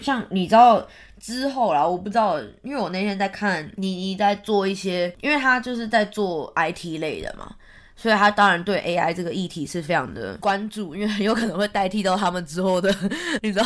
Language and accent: Chinese; Taiwan; now in Sydney, Australia; 我之前去年从台湾回来的时候